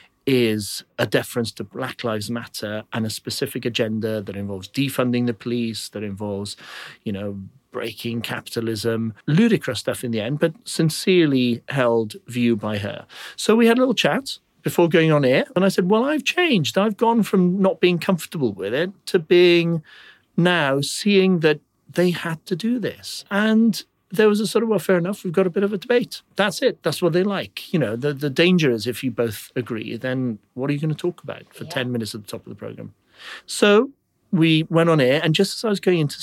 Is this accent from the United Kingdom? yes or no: yes; Wales, United Kingdom; I'm Welsh